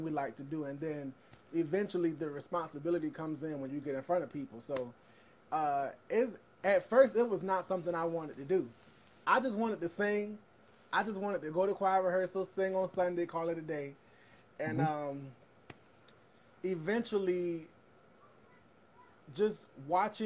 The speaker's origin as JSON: {"language": "English", "town": "Savannah", "region": "Georgia", "country": "United States", "tie": "born or raised there", "said": "I grew up in Savannah"}